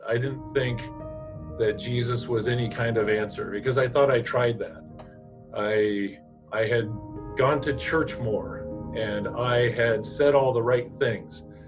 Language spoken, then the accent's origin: English; Eugene, Oregon, United States; I'm from the Eugene area. Uh, grew up here.